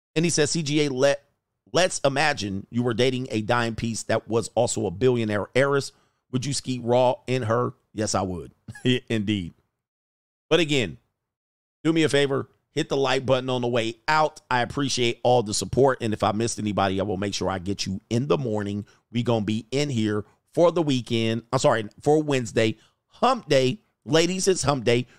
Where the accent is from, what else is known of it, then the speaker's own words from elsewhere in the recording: Southern California, United States; I'm from Southern California